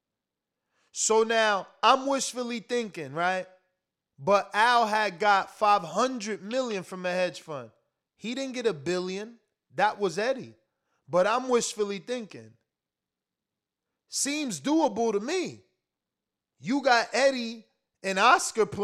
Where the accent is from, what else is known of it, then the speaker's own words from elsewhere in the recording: New Jersey, United States; I'm from New Jersey